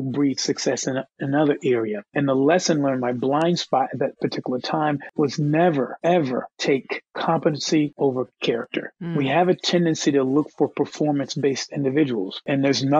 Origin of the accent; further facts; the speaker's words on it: United States; I am an American